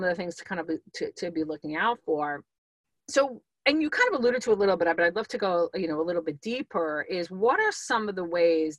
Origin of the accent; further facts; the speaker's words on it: New York, United States; I'm a New Yorker